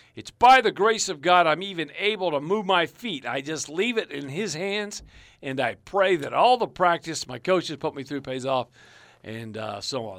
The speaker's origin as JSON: {"language": "English", "country": "United States", "said": "I'm an American."}